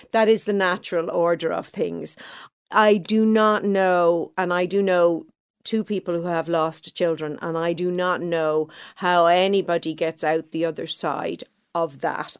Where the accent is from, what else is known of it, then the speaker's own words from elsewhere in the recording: Dublin, Leinster, Ireland; I grew up in Clontarf, a nice middle class neighborhood.